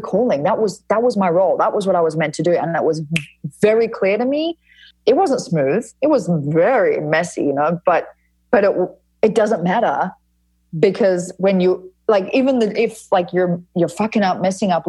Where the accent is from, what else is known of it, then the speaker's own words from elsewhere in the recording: Fremantle, Western Australia, Australia; I grew up in Frio, which is like at Fremantle, which is an area of Western Australia that is pretty hippie